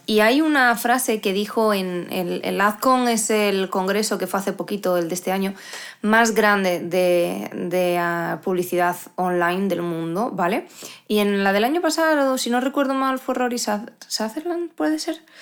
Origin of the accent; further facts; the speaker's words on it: Asturias, Spain; now in León, Spain; yo soy asturiana, aunque vivo en León